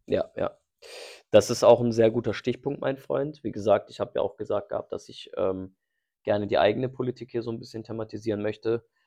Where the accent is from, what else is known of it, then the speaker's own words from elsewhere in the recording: Germany; meine Heimat ist hier in Deutschland.